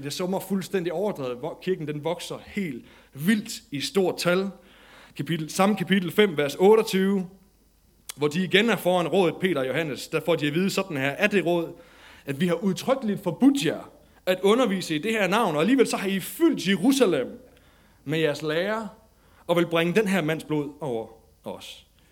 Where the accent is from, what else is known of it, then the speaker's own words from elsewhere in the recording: Denmark; som dansker